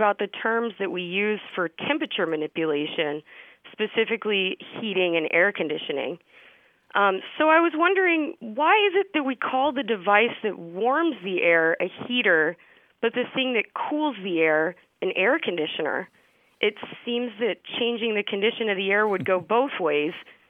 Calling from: Miami, Florida, United States; I'm calling in from Miami.

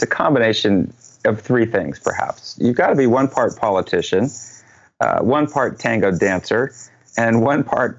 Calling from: Portland, Oregon, United States; Portland, Oregon.

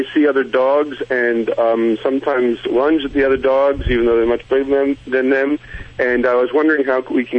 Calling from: Michigan, United States; I'm calling from Michigan.

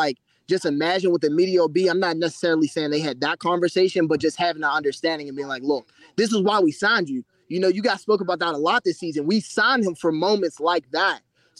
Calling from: Pittsburgh, Pennsylvania, United States; I'm tuning in from Pittsburgh.

